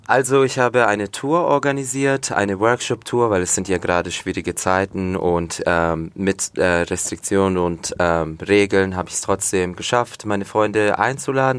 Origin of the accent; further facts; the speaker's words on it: Fürth, Bavaria, Germany; also born or lived in Komotini, Greece (family's village); Aber Fürth, ja, Schule, wie gesagt, im Fürther Krankenhaus geboren, aufgewachsen, immer noch hier wohnen